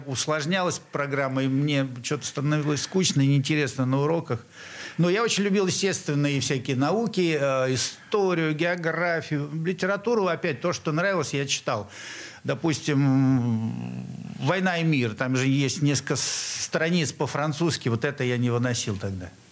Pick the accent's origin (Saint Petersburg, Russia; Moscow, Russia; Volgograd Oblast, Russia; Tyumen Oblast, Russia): Saint Petersburg, Russia; я местный урожденец нашего города на Неве. А, родился в Московском районе